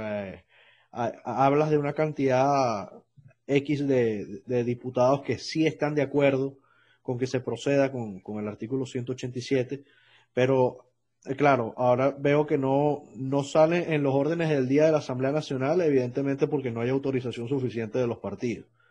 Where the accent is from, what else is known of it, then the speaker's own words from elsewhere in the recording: Venezuela; moved away; como venezolano